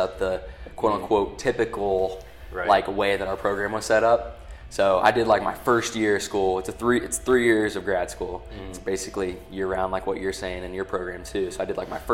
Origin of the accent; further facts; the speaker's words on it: Delphos, Ohio, United States; also born or lived in Findlay, Ohio; I'm from Ohio originally, so I grew up in Delphus, small place in like Northwest Ohio near like Lima